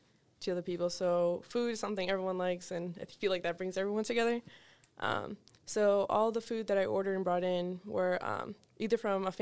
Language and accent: English; Boston, Massachusetts, United States; born there; They came straight to Boston, Mass, where I was born.